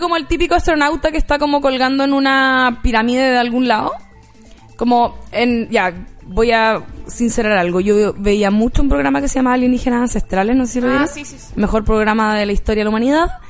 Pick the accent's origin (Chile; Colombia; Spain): Chile; Rancagua, O'Higgins; yo cuando era chica en Rancagua